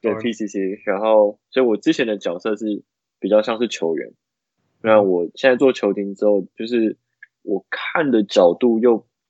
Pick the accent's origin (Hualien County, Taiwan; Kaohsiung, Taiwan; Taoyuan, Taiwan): Taoyuan, Taiwan; now in United States; 他跟我都是，我们是桃园人